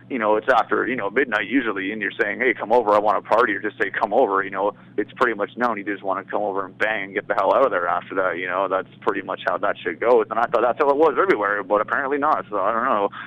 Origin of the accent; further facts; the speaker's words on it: South East England, United Kingdom; Or it's like, yeah, man, I'm from Surrey, you know, and like kind of trash it, but, you know, still proud of, like, yeah, man, I'm from Surrey. It's a cool place, man